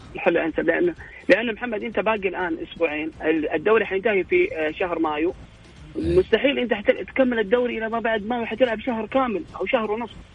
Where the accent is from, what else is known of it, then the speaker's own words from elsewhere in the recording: Saudi Arabia; عندنا في السعوديه